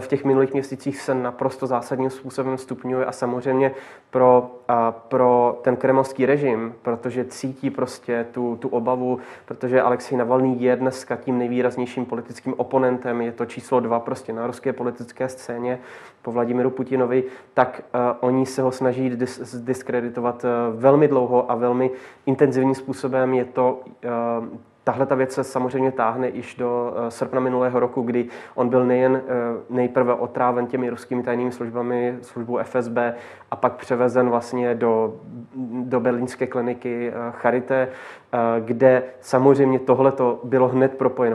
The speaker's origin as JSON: {"language": "Czech", "country": "Czechia", "said": "tady u nás v Čechách"}